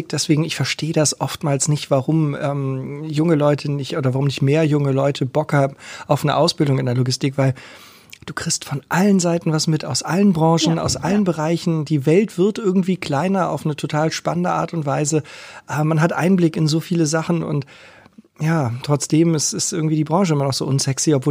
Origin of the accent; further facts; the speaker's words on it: Hamburg, Germany; Alles klar, ja, ich auch.